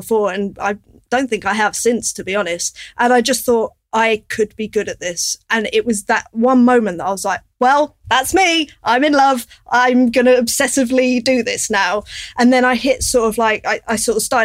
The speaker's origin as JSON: {"language": "English", "region": "London", "country": "United Kingdom", "tie": "born or raised there", "said": "I grew up in North London"}